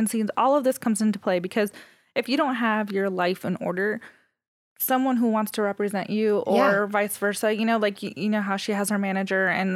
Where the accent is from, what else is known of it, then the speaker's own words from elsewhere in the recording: Arizona, United States; now in Denver, United States; I'm from Arizona